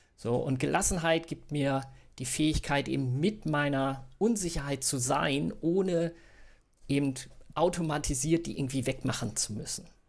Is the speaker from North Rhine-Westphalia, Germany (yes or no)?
no; Bückeburg, Lower Saxony, Germany; now in Hamburg, Germany; gebürtig aus Bückeburg, das sage ich auch mal gerne dazu, so ist in Mitte zwischen Bielefeld und Hannover.